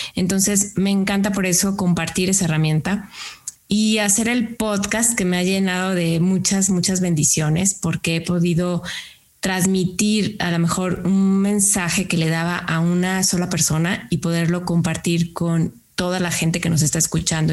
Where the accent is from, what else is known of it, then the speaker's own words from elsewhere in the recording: Lagos de Moreno, Jalisco, Mexico; now in San Luis Potosí, Mexico; Yo no soy de San Luis Potosí, yo soy de un pueblo que se llama Lagos de Moreno